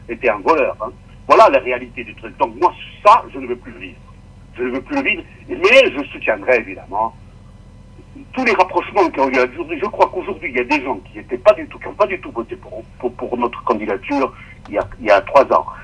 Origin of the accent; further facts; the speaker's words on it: Corsica, France; je suis corse